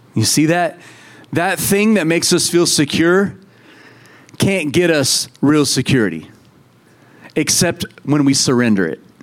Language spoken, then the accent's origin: English; United States; we're American